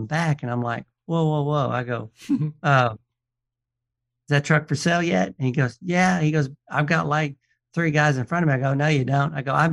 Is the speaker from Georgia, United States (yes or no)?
yes; Atlanta, Georgia, United States; my hometown, out of Atlanta, Georgia